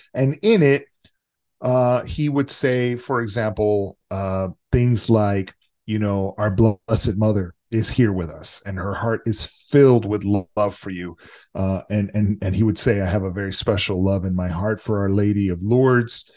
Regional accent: Texas, United States; also born or lived in Los Angeles; it's my adopted hometown 'cause I'm from here, from Texas

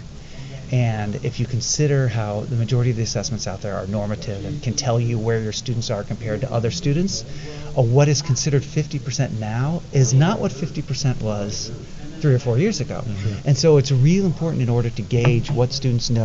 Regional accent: Indianapolis, Indiana, United States; I'm from Indianapolis, Indiana.

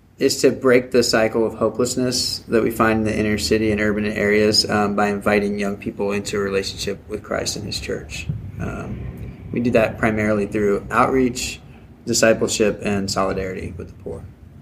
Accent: Newport News, Virginia, United States; now in Wichita, United States; originally from Newport News, Virginia.

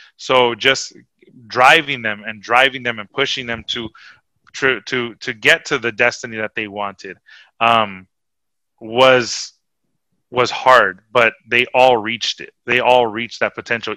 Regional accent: Huntington Park, California, United States; I came from Huntington Park and I was the you know the brown kid from the from the hood

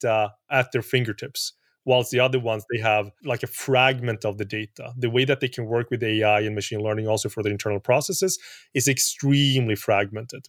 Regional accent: Sweden; I'm from Sweden

